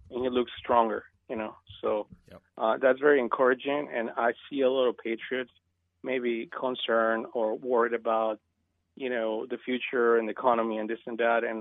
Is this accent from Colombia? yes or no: no; Venezuela; now in United States; And as you know, I come from Venezuela. You think that what's going on is bad?